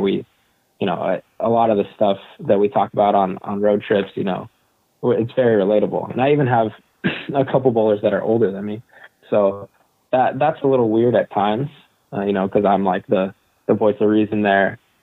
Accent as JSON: {"language": "English", "town": "San Diego", "region": "California", "country": "United States", "tie": "born or raised there", "said": "I grew up in San Diego"}